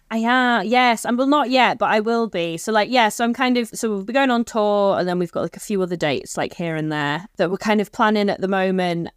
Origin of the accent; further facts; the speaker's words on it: Stockport, North West England, United Kingdom; I grew up in Stockport